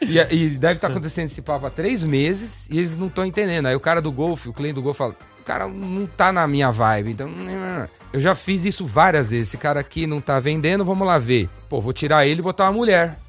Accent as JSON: {"language": "Portuguese", "region": "São Paulo", "country": "Brazil", "said": "eu sou paulistano, corintiano"}